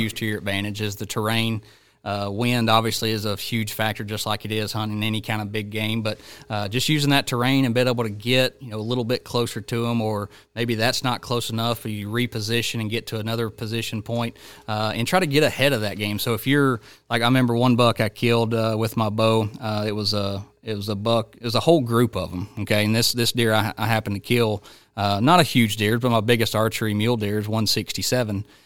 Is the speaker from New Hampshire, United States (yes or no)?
no; Georgia, United States; my home state of Georgia